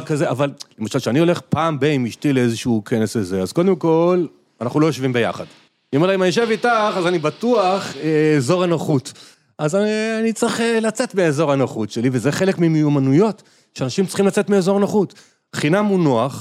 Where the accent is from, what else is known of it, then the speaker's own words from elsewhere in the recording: Israel; אנחנו ישראלים